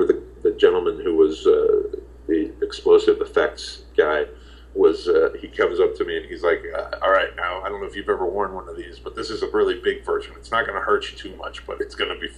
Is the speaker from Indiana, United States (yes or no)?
yes; Indianapolis, Indiana, United States; moved away; I'm from Indiana